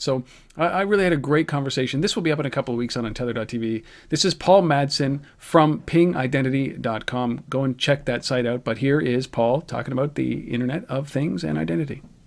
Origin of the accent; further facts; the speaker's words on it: Canada; we're Canadian